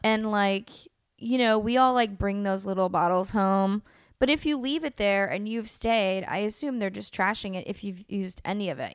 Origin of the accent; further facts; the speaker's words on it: El Sobrante, California, United States; also born or lived in Oakland, California; as a little kid, um, this town called El Sobrani, which is, like, on the border of Richmond